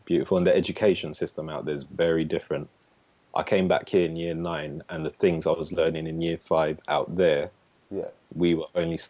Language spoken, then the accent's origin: English; St Albans, East of England, United Kingdom; also born or lived in St. Vincent / Bedford; live in Bedford in the UK, which is about an hour north of London. Mm-hmm. Originally grew up in sort of St. Albans, which is about half an hour outside London. Moved to the Caribbean for 4 years.